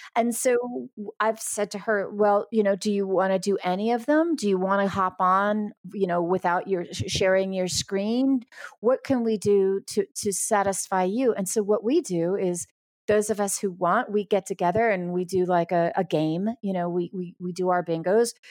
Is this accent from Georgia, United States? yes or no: no; New York, United States; I'm from New York